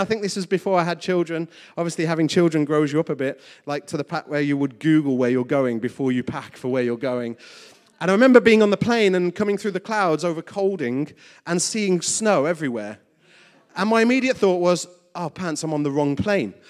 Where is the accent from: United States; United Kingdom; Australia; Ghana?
United Kingdom; West Midlands; my schooling in the West Midlands